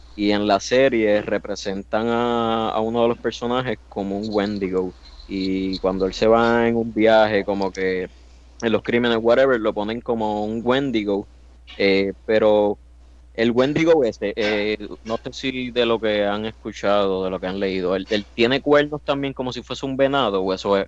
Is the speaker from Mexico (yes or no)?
no; Puerto Rico; soy boricua